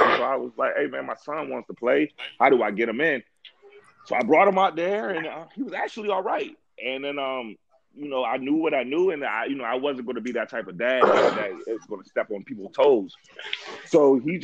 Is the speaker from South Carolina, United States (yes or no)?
yes; Summerville, South Carolina, United States; also born or lived in Goose Creek, South Carolina; I'm from the Lowcountry, Somerville / Goose Creek, South Carolina